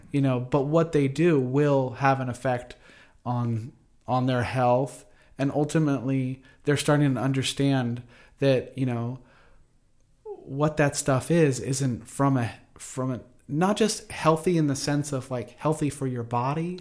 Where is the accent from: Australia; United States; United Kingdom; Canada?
United States; Ventura, California; I grew up in Ventura, California, surfing